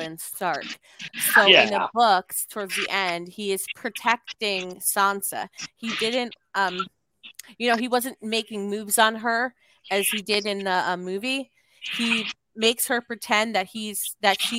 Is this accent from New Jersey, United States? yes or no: yes; Bayonne, New Jersey, United States; That's my hometown